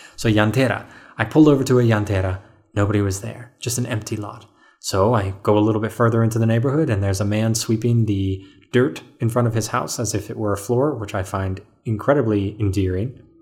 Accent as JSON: {"language": "English", "region": "Colorado", "country": "United States", "said": "he saw that I was from Colorado"}